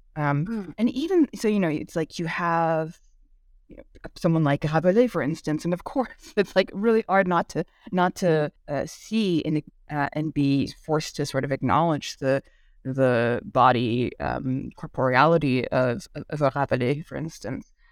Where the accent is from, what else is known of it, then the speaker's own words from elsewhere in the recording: Bay Area, California, United States; first language Korean; English is a second language; I grew up in the California and Bay Area, which has a pretty substantial Asian community